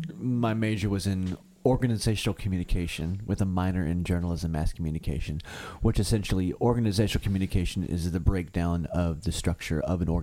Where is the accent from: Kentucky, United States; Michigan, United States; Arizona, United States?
Kentucky, United States; Benton; also born or lived in Paducah, Kentucky; now in Murray, United States; I moved to Murray. I was living in Marshall. I was born in Paducah, actually.